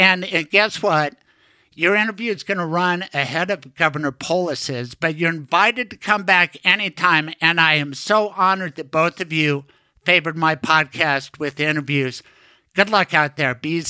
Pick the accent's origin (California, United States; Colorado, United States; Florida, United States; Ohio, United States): Colorado, United States; Denver; I'm a native Denverite, but I went to CU Law School.